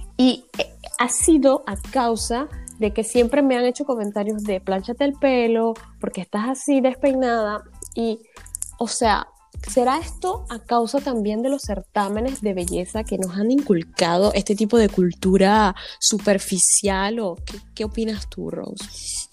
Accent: Venezuela; now in France; nuestra cultura venezolana o latina

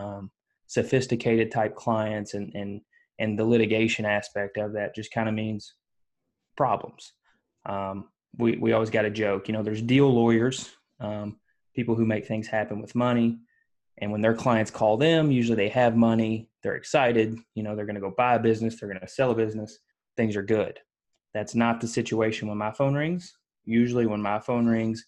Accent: Leitchfield, Kentucky, United States; I'm born and raised in Kentucky, which is not Louisville.

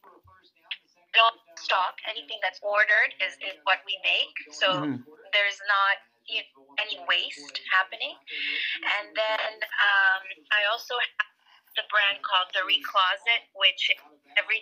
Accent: Rome, Lazio, Italy; moved away; I was born in I grew up in Rome in Italy.

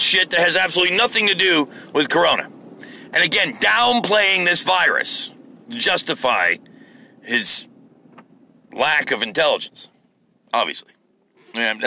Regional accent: United States; as an American.

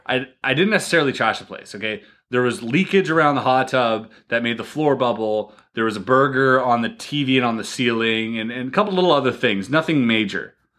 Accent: Canada; I'm Canadian

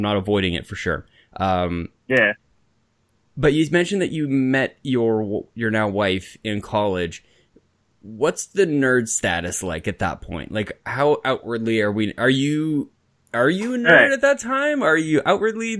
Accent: Canada; as a Canadian, as a tourist, wandering around all these like American cities.

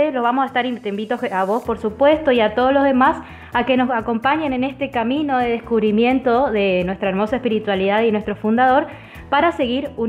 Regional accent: Argentina; fíjate que él era un francés y nosotros somos argentinos y también nuestros hermanos

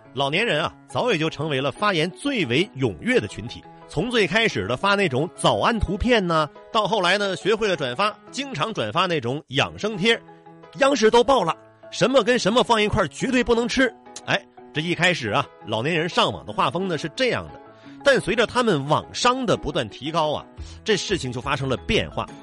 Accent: China; 我们中国人

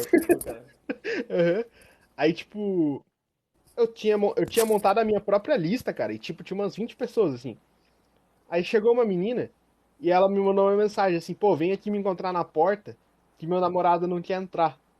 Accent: Curitiba, Paraná, Brazil; eu sou de Curitiba

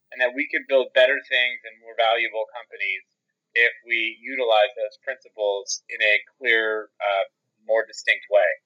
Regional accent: Philadelphia, Pennsylvania, United States; moved away; also born or lived in Pittsburgh; I was actually born um, right outside of Philadelphia. Oh. And I lived in oh. the Philly metro area growing up

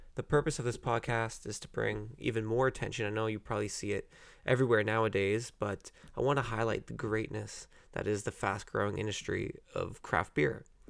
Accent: Burlington, Ontario, Canada; also born or lived in Oakville; I'm from Burlington.

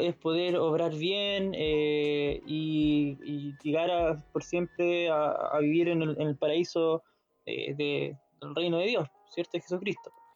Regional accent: Molina, Maule, Chile; yo soy de Molina

